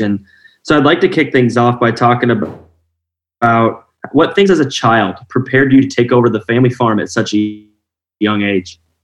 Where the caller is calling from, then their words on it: Iowa, United States; I'm calling from Iowa